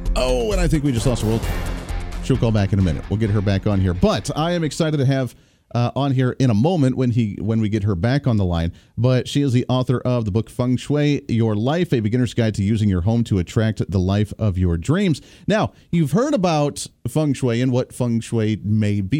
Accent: Colorado, United States; I grew up in Colorado

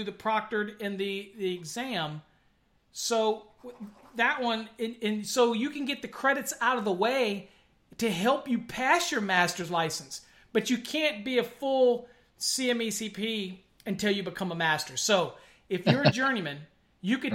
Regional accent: Virginia, United States; moved away as an adult; now in McKinney, United States; I'm up in McKinney. Up in McKinney, Texas. Now I'm from Virginia, but I came out here to work for Encore Wire

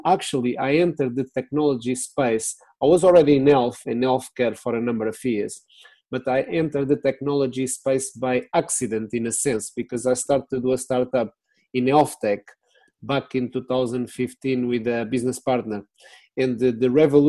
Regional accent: Lisbon, Portugal; English is a second language; moved away as an adult; now in United Kingdom; I'm born in Portugal. I'm from Lisbon, Portuguese citizen of the world

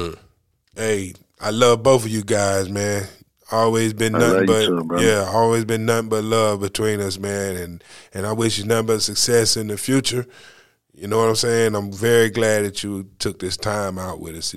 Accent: North Carolina, United States; I'd be like, North Carolina

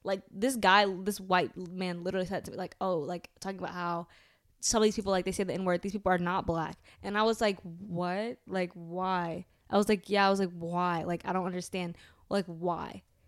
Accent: United States; So, we're American.

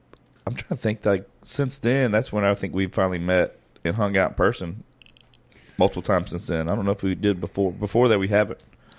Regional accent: South Louisiana, United States; born or raised there; moved away

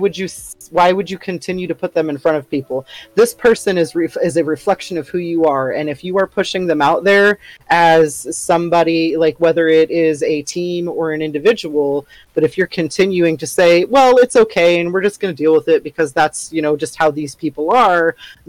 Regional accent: Australia; I can say that because I'm Australian.

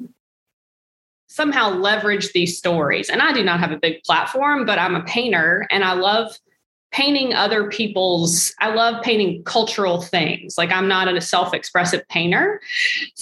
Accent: Mississippi, United States; now in Iowa, United States; because that's where I live in Iowa and I'm from Mississippi

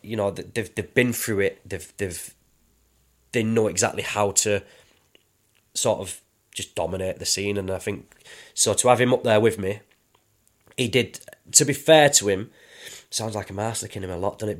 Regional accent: London, United Kingdom; we, we grew up in London

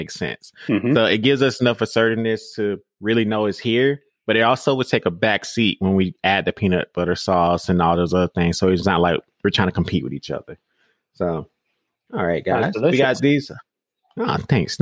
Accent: Monroe, Georgia, United States; accent: Southern; I'm from Monroe, Georgia, but I would always say I'm from Atlanta because like people know Atlanta

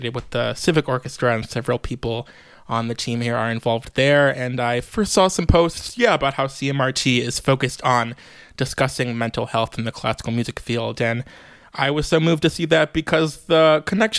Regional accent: Chicago, Illinois, United States; moved away as an adult; also born or lived in New York; I am a native Chicagoan, born and raised in Rogers Park.

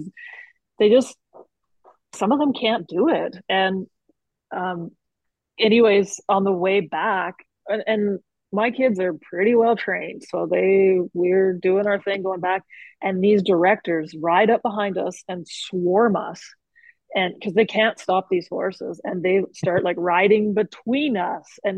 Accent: Calgary, Alberta, Canada; We're from Calgary

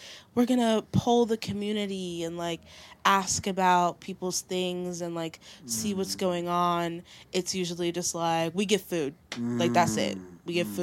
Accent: Long Island, New York, United States; also born or lived in Haiti (ancestry); now in Brooklyn, United States; I'm from Long Island. Born in Brooklyn, family from Haiti

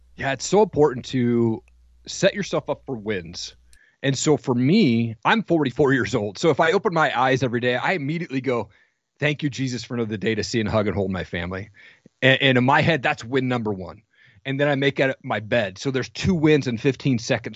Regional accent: Washington, United States; I grew up in Washington

